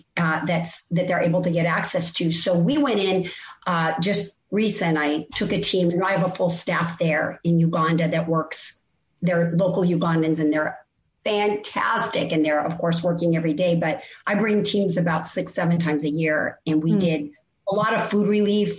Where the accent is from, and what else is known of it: Colorado, United States; born or raised there